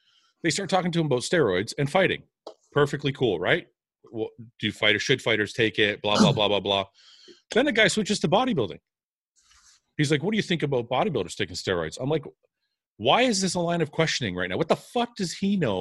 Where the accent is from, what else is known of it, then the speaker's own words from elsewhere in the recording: Canada; I was from Canada